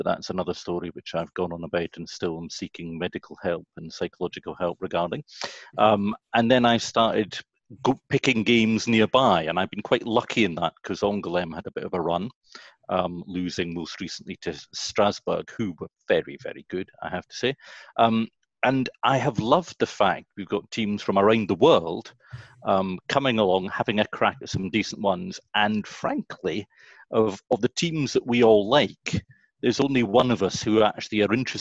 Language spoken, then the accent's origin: English; Kirkcaldy, Scotland, United Kingdom; I'm from Kirkcaldy, which is famous for Adam Smith, Raith Rovers, and Gordon Brown